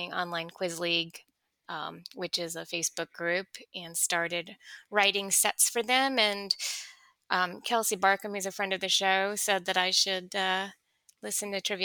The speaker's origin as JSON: {"language": "English", "region": "Delaware", "country": "United States", "moved": "yes", "lives_now": "Wilmington, United States", "said": "I'm originally from Delaware, which I think is smaller than either Ireland and Illinois."}